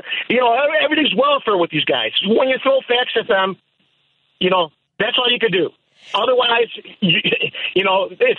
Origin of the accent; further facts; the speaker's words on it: Chicago, Illinois, United States; also born or lived in Canada; now in Lake Zurich, United States; I grew up in Jefferson Park.